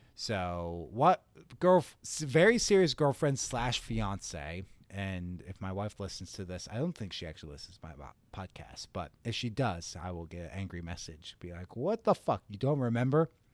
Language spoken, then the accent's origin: English; Gettysburg, Pennsylvania, United States; I grew up in Gettysburg, Pennsylvania, pretty rural